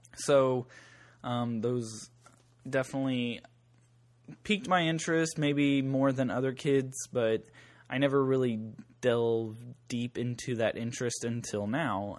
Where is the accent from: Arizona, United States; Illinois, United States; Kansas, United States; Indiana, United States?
Kansas, United States; Southeast; in my hometown growing up